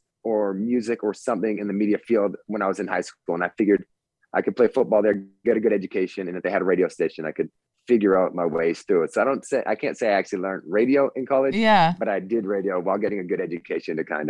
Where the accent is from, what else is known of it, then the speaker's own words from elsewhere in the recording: Framingham, Massachusetts, United States; moved away as an adult; also born or lived in Central New York / Los Angeles, California; now in San Diego, United States; Yes, I moved out here 15 years ago. So I grew up in Framingham